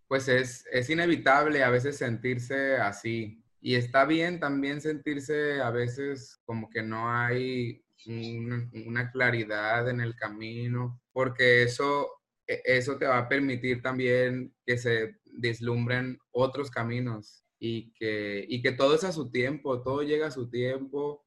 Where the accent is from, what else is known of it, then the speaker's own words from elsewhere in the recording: El Rosario, Sinaloa, Mexico; Yo nací en el Rosario, Sinaloa, y allá realmente pues no teníamos como una gama de posibilidades eh, artísticas que pudiéramos estudiar